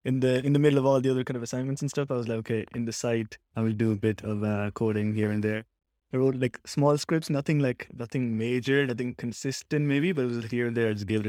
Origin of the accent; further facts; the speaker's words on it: Cork, Munster, Ireland; I guess I'm from Ireland. I'm from Cork